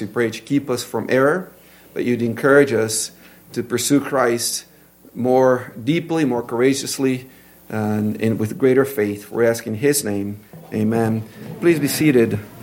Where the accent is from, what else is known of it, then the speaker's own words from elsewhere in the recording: Brazil; accent: Brazilian; English is a second language; moved away; my Brazilian accent